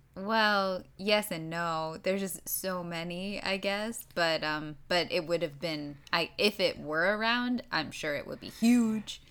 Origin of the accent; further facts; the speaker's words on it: New York, United States; I am from New York